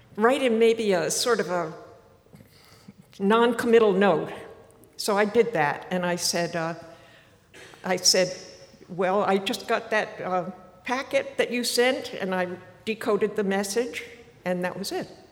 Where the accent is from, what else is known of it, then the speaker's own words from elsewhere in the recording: Martha's Vineyard, Massachusetts, United States; moved away as an adult; I was born on Martha's Vineyard